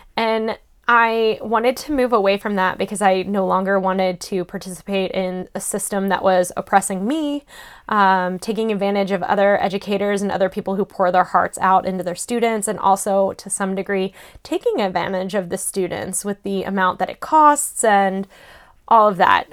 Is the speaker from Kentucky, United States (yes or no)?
yes; Louisville, Kentucky, United States; moved away as an adult; now in Boston, United States; Louisville, Kentucky, which is where I am originally from